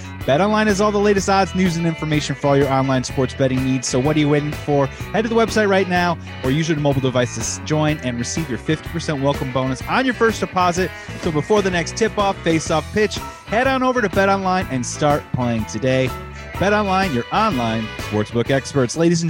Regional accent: Wilmette, Illinois, United States; also born or lived in Chicago; I'm born and raised in Chicago

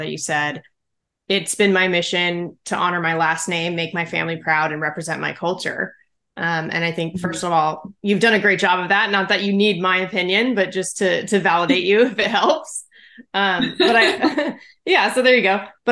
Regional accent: Southern California, United States; growing up in SoCal

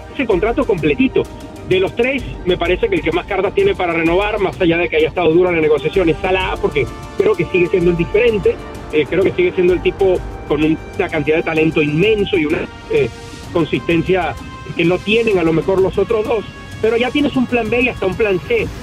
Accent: Caracas, Capital District, Venezuela; escuelita de donde salí de Caracas

